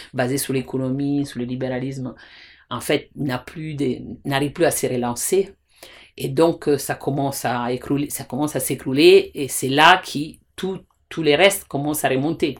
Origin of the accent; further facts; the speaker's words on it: Italy; French is a second language; moved away; je suis italienne